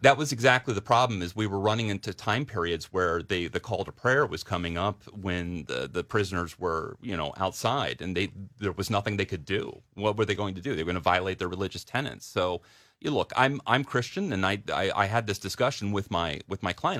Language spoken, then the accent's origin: English; downstate Delaware, United States; moved away as an adult; also born or lived in New York; I grew up in Delaware. I, I was, I, I, I grew up downstate